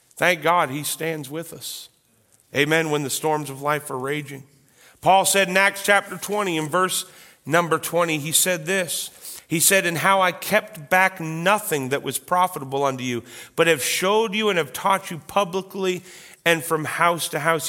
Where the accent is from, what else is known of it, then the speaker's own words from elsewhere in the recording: Canada; I am a proud Canadian.